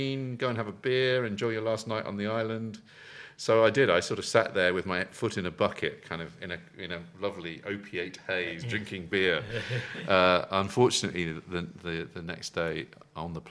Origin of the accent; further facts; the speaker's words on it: England, United Kingdom; being very English